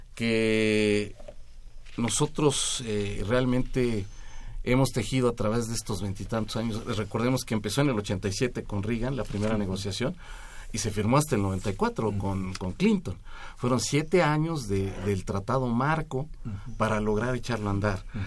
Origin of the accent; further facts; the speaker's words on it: Mexico; No me arrepiento de ser mexicano